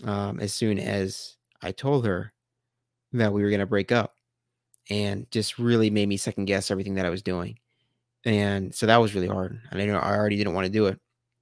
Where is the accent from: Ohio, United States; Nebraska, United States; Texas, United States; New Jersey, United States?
Nebraska, United States; Omaha; also born or lived in Los Angeles, United States / San Diego, United States; I had the exact same feeling that I had when I moved out from Omaha to LA and then LA to San Diego. Again, the universe was telling me, now is the time. You got to get back to Omaha.